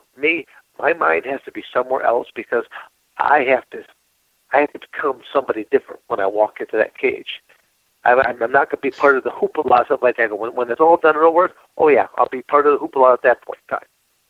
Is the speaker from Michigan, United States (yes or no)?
yes; Michigan, United States; born or raised there; moved away